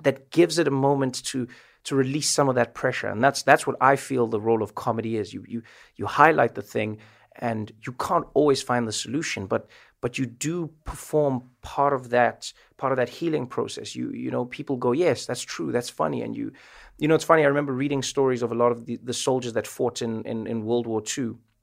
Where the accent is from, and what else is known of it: South Africa; moved away as an adult; now in United States